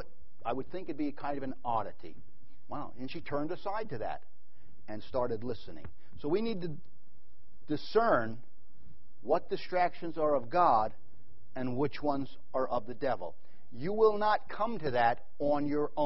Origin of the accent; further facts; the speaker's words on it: New York, United States; moved away; also born or lived in Middle East; I'm from New York. Then I moved to the Middle East